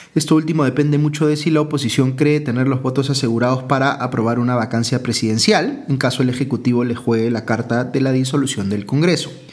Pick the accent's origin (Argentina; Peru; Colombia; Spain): Peru